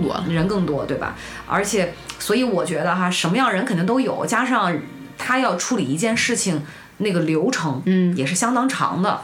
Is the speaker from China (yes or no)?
yes; China; 我们中国人